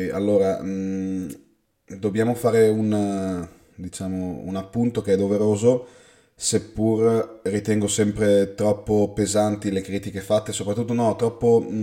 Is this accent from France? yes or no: yes; France; però da francese io penso che mm, mi avrebbe ben fatto sperare quella partita